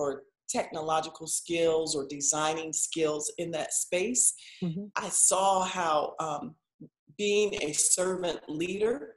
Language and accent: English; Midwest, United States; I'm from the Midwest